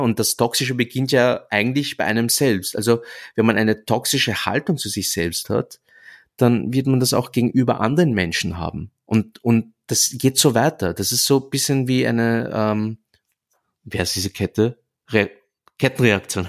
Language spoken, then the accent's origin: German; Vienna, Austria; ich bin deshalb in Wien geboren worden und ich sehe mich auch als Wiener